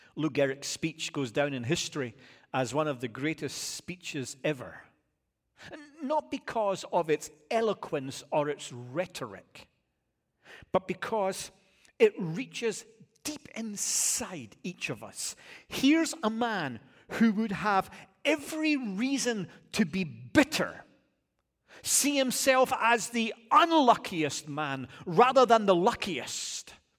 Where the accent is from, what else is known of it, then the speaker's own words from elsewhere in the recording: Scotland, United Kingdom; now in United States; as a Scottish guy